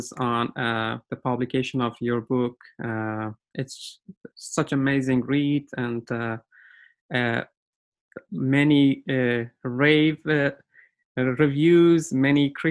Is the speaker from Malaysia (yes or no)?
no; Iran; English is a second language; moved away as an adult; now in Canada; I am also coming from Iran, and when I came to Canada like 11 years ago, I started learning English